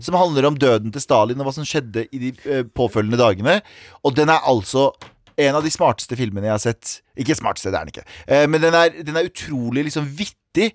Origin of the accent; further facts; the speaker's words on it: Mysen, Østfold, Norway; now in Oslo, Norway; I Mysen også, der jeg er fra